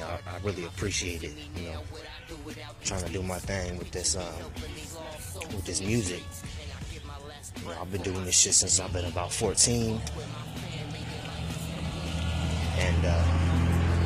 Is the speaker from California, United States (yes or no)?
yes; California, United States; moved away; also born or lived in Pennsylvania / Virginia / Alabama / Georgia; being born and raised in Cali